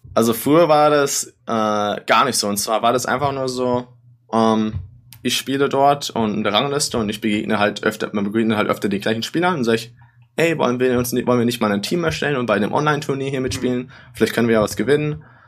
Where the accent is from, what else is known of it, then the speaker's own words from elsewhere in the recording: Germany; moved away; ich als Deutscher